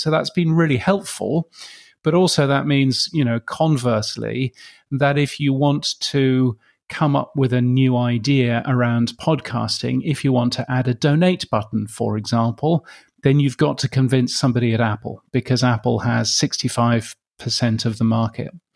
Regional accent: United Kingdom; moved away as an adult; also born or lived in Canada / United States; now in Brisbane, Australia; as a Brit, um, as one that's moved to Australia

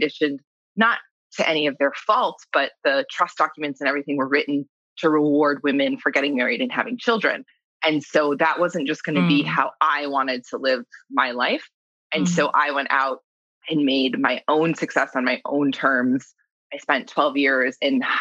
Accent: New York, United States; I grew up in New York

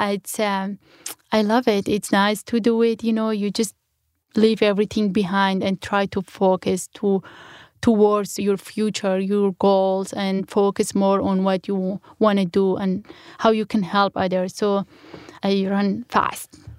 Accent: Sinjar, Nineveh, Iraq; first language Kurmanji; English is a second language; moved away as an adult; also born or lived in Germany / United States

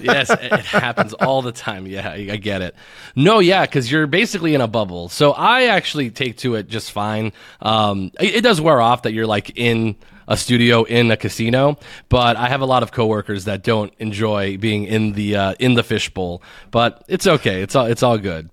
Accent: Tucson, Arizona, United States; moved away as an adult; now in Las Vegas, United States; I'm originally from Tucson, Arizona, which is a small town that everybody tries to get out of.

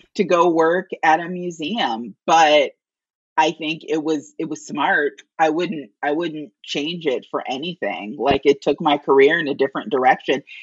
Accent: Gary, Indiana, United States; I grew up in Gary, Indiana

